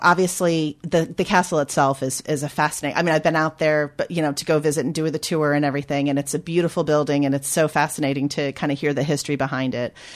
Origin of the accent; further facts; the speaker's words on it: United States; moved away as an adult; now in United Kingdom; as an American coming over